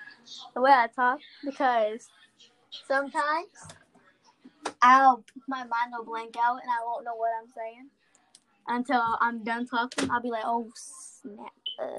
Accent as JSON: {"language": "English", "town": "Oklahoma City", "region": "Oklahoma", "country": "United States", "said": "I'm from Oklahoma City."}